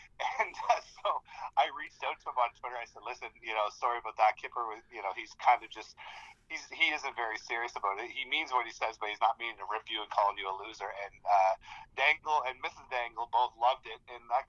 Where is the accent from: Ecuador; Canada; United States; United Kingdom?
Canada; Halifax, Nova Scotia; moved away; I raised in Halifax, moved here in 2000.